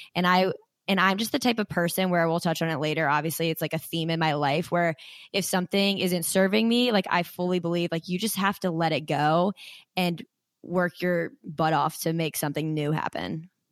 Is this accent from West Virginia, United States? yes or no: no; Frederick, Maryland, United States; I'm from Frederick, Maryland